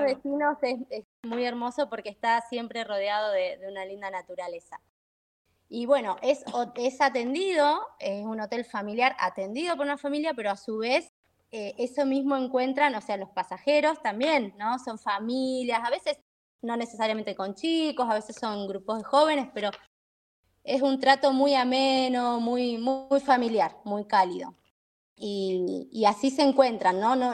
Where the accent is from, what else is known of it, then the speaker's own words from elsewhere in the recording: Buenos Aires, Argentina; now in San Rafael, Argentina; También de Buenos Aires, sí, sí, también de Buenos Aires. Eh, me vine acá en el 2000, 2001